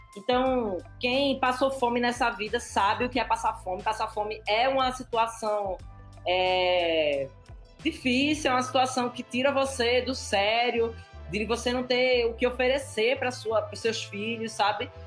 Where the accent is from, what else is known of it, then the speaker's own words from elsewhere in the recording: Pernambuco, Brazil; eu sou pernambucana